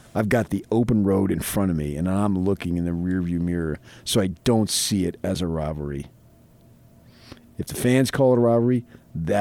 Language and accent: English; United States; moved away; I grew up 20 miles outside of New York City.